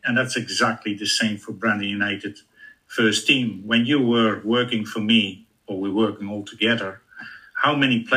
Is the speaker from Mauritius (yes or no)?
no; Netherlands; moved away; I'm coming from Holland.